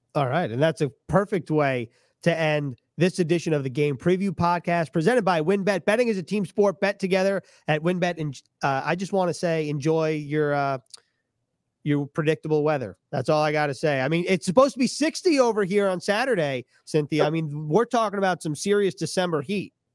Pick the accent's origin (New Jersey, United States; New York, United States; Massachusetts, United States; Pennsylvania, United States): New York, United States; I grew up in New York